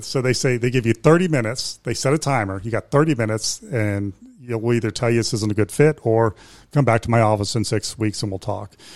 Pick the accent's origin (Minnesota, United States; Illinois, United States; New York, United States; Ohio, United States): Ohio, United States; Youngstown; moved away as an adult; now in Morrow County, United States; I'm from Youngstown